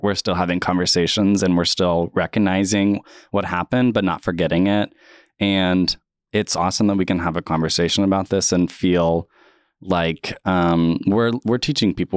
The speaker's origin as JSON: {"language": "English", "town": "Tulsa", "region": "Oklahoma", "country": "United States", "tie": "born or raised there", "also_born_or_lived": "Muskogee", "said": "I grew up in Tulsa and went to middle and high school here"}